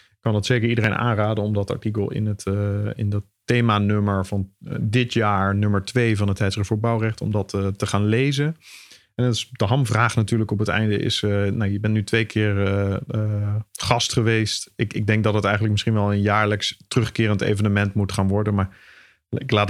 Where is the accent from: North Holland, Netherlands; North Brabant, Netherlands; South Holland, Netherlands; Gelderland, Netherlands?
North Brabant, Netherlands; 's-Hertogenbosch; Ik kom zelf uit Den Bosch, dus ik mag dit soort dingen zeggen als je van onder de rivieren komt.